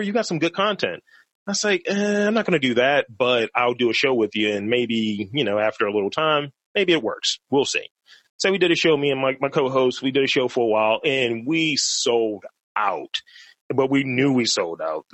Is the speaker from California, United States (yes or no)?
no; Baltimore, Maryland, United States; I've been here for forever for all 35 years